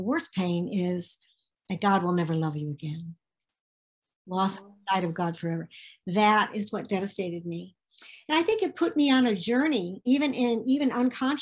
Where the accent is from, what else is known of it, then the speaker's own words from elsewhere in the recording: Connecticut, United States; moved away as an adult; also born or lived in Ventura, California; now in Santa Barbara, United States; I was born and raised in Connecticut